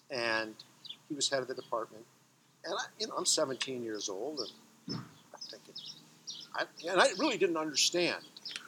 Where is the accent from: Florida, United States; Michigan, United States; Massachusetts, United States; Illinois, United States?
Michigan, United States; Detroit; Right. I grew up in Detroit, and when I was 15, halfway through high school, my parents moved out to the suburbs, and I finished up at Birmingham Groves.